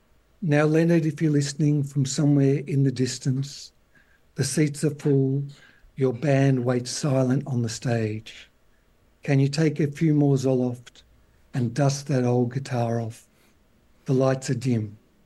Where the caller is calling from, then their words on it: Melbourne, Victoria, Australia; From Melbourne, in Australia.